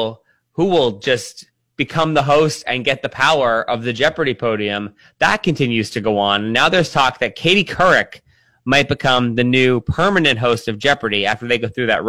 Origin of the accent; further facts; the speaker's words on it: Pennsylvania, United States; That's just where I'm from Pennsylvania.